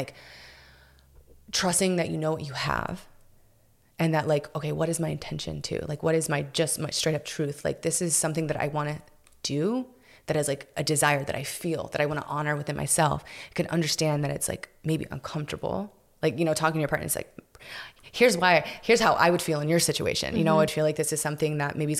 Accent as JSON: {"language": "English", "town": "Houston", "region": "Texas", "country": "United States", "also_born_or_lived": "South Florida", "moved": "as an adult", "lives_now": "Austin, United States", "said": "I'm from Houston, so I had some of my family and, mm-hmm. and stuff there"}